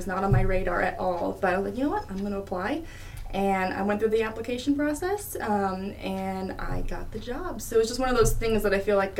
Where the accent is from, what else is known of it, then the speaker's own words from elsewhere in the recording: Loda, Illinois, United States; I grew up in a little tiny farm town called Loda, which is about 45 minutes from here.